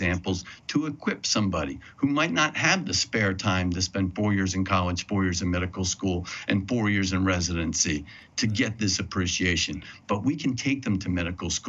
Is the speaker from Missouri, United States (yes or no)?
no; New Jersey, United States; my home state of New Jersey